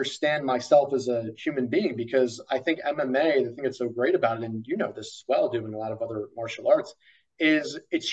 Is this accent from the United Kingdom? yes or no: no; Ireland; as an Irishman